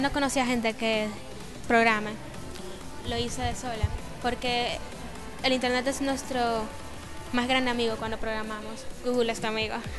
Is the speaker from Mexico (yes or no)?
no; Chile; somos los primeros chilenos en estar en la lista mundial de los MIT Technology Review